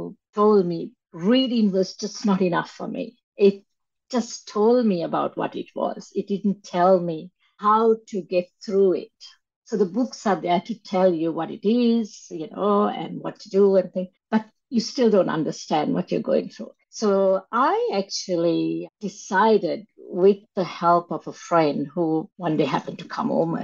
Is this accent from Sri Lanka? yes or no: yes; Sri Lanka; moved away; growing up in Sri Lanka